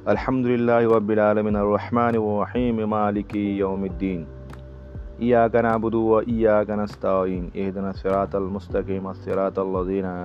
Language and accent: Hindi; Samastipur, Bihar, India; मेरे शहर समस्तीपुर आज भी मुसलमान रामनवमी के हिंदुओं को पानी जूस और शरबत पिलाते हैं